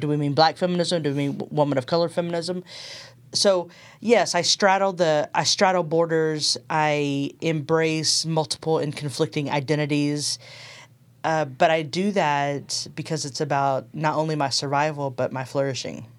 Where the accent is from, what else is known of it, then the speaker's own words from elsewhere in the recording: Texas, United States; moved away as an adult; also born or lived in Berkeley, California; now in Nashville, United States; I'm originally from Texas